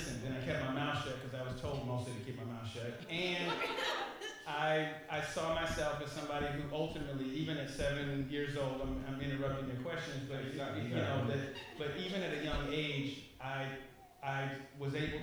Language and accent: English; Chicago, Illinois, United States; I grew up in on the 8 blocks in Chicago on the South Side, 79th